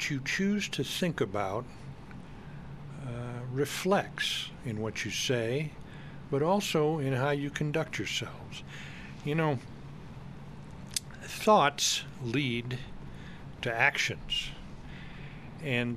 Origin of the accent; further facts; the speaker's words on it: Rhode Island, United States; I grew up in Rhode Island